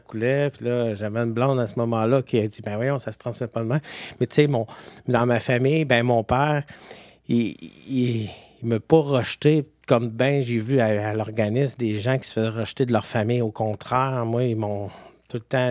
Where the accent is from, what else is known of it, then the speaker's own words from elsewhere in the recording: Quebec City, Quebec, Canada; je viens de Québec à Beauport